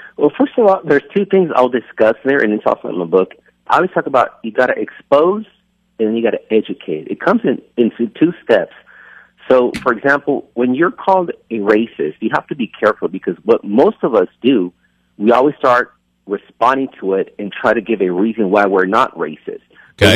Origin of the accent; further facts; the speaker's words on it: California, United States; moved away; also born or lived in Texas; I was born in California